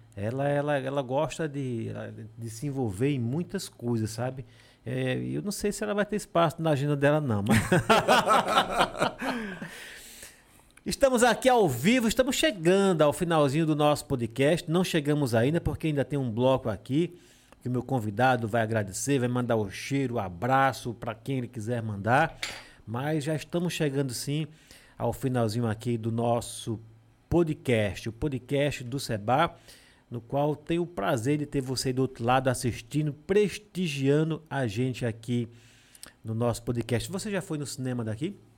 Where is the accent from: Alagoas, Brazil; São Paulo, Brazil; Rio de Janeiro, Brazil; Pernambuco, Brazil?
Alagoas, Brazil; Serra da Jurema; now in Delmiro Gouveia, Brazil; eu moro em Delmiro. Mas eu sou da Serra da Jurema